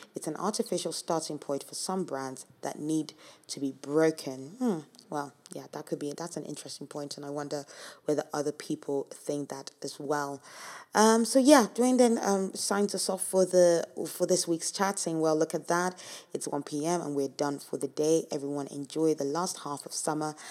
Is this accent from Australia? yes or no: no; Nigeria; moved away; I'm from Nigeria